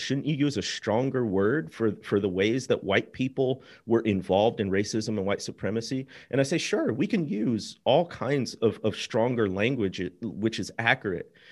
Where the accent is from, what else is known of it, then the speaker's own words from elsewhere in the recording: Midwest, United States; moved away as an adult; now in Mississippi, United States; I grew up in the Midwest, and, uh, we were not an especially religious family.